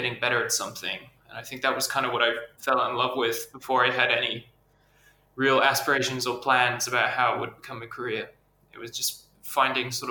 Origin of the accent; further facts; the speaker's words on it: England, United Kingdom; moved away as an adult; also born or lived in Borneo; now in Sweden; I'm from England. I grew up a bit. Some of my childhood was spent out in Southeast Asia, like my dad worked in Borneo, so I lived there for a few years when I was young, and moved back to the UK and kind of grew up and went to school there